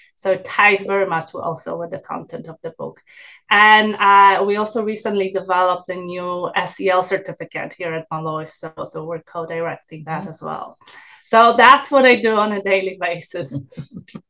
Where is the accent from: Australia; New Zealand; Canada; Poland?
Poland; English is a second language; moved away; also born or lived in New York; I originally uh, came from Poland so that's that's my accent